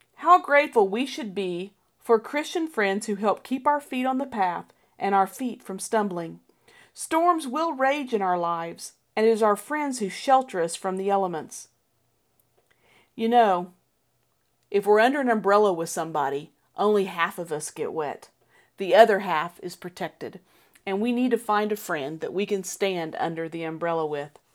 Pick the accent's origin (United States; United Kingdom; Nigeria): United States; Colorado; As a child growing up in Colorado